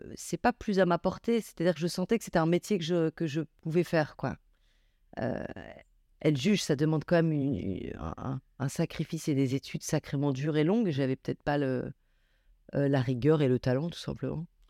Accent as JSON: {"language": "French", "town": "Grenoble", "region": "Auvergne-Rhône-Alpes", "country": "France", "tie": "born or raised there", "also_born_or_lived": "Paris", "moved": "as an adult", "said": "je viens de la banlieue de Grenoble, où j'ai grandi"}